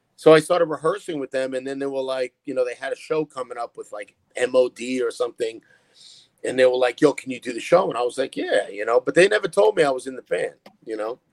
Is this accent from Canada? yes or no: no; New York City, New York, United States; I grew up in Brooklyn